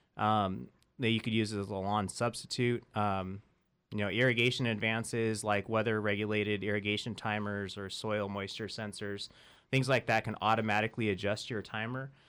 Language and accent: English; Central Valley, California, United States; I grew up in the Central Valley